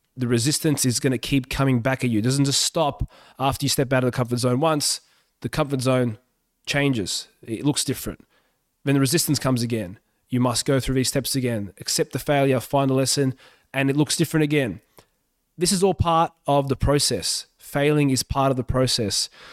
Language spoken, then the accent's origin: English; Australia; English is a second language; also born or lived in Yugoslavia; I moved to Australia when I was four during the civil war in Yugoslavia